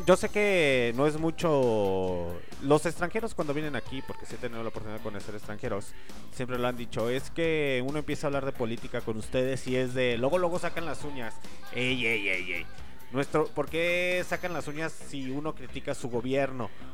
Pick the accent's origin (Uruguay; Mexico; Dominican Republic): Mexico; somos mexicanos